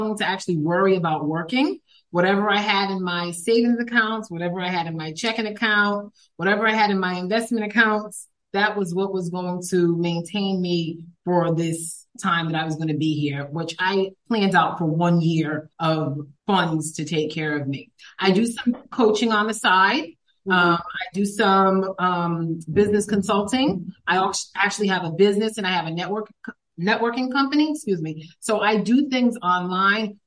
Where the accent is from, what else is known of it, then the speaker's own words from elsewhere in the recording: Rhode Island, United States; moved away as an adult; also born or lived in Philadelphia, Pennsylvania / North Carolina; now in Playa del Carmen, Mexico; I was raised in Rhode Island, born in Philadelphia, but moved to North Carolina during the pandemic